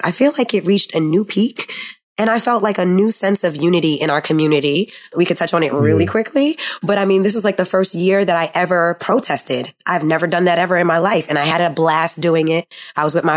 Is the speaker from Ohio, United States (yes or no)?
no; New York City, New York, United States; we are from New York City